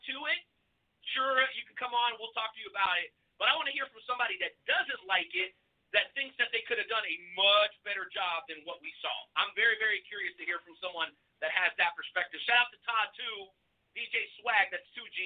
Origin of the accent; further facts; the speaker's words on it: Mexico; moved away; my home country, the beautiful country of Mexico.